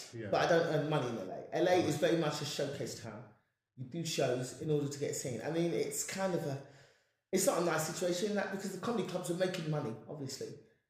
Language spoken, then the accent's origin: English; England, United Kingdom; yes, I'm black and I'm speaking like this because I'm from England.